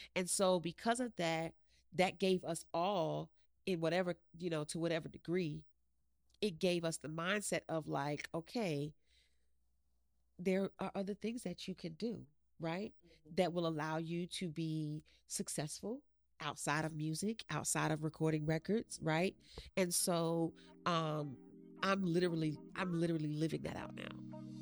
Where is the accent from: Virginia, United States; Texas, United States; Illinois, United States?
Virginia, United States; Chesapeake; also born or lived in West Haven, Connecticut; I am from Chesapeake, Virginia